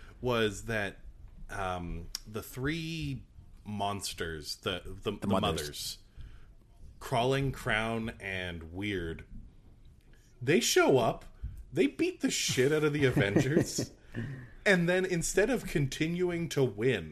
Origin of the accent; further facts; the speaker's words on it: Canada; I'm Canadian